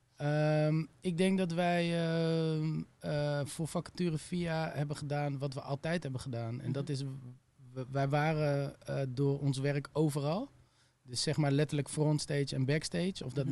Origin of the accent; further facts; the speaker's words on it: Utrecht, Netherlands; moved away as an adult; also born or lived in Amsterdam; ging ik weer terug naar Utrecht, waar ik vandaan kom